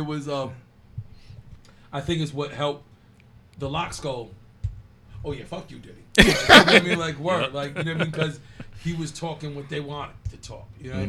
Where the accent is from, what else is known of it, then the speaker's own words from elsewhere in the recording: Rhode Island, United States; because we're from Rhode Island